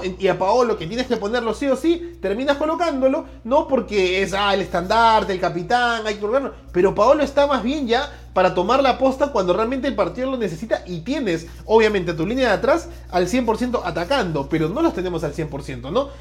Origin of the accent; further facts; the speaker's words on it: Peru; como buen peruano